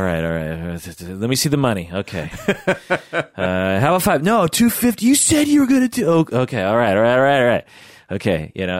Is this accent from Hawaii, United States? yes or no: no; Sammamish, Washington, United States; because growing up in the house that we grew up in Sammamish, Washington, back then, there were horses around. There was woods. There was cows. It was extremely rural